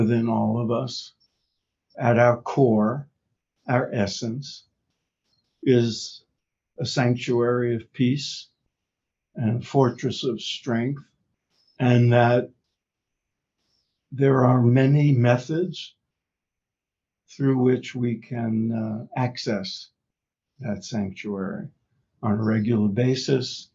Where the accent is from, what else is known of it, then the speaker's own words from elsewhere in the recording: New York, United States; I grew up in New York